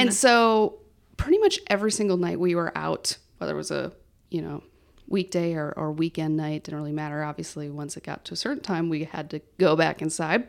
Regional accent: Farmington, Minnesota, United States; also born or lived in Mankato; I actually have lived in Farmington my whole entire life until I went to college in Mankato

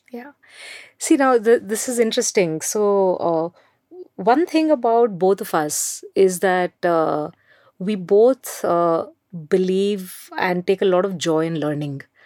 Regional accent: Mumbai, Maharashtra, India; English is a second language; I grew up in Mumbai

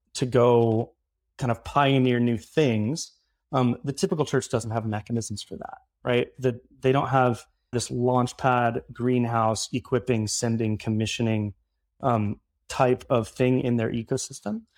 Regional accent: Midwest, United States; moved away as an adult; also born or lived in Southern California / Florida; now in Brooklyn, New York, United States; I grew up in the Midwest

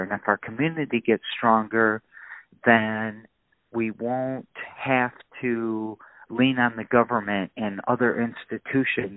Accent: Lansing, Michigan, United States; I was raised in Lansing

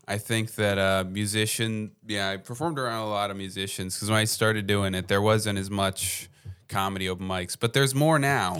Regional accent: New Jersey, United States; moved away as an adult; now in Philadelphia, United States; I come from New Jersey

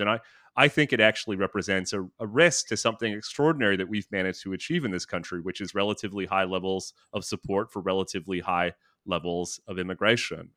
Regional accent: Thunder Bay, Ontario, Canada; also born or lived in Toronto / Ottawa / Vancouver; now in New York City, United States; I'm from Thunder Bay.

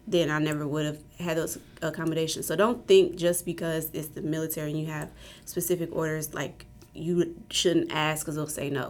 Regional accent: Indianapolis, Indiana, United States; moved away as an adult; I'm from Indianapolis, Indiana

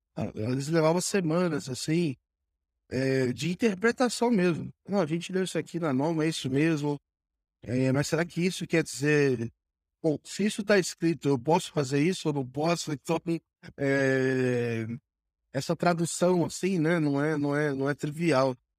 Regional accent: Brazil; a gente, como brasileiro

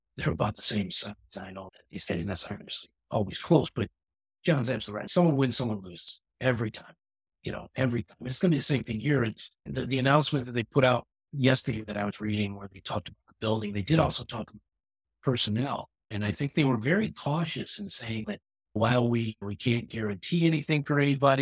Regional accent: Chicago, Illinois, United States; I'm from Chicago.

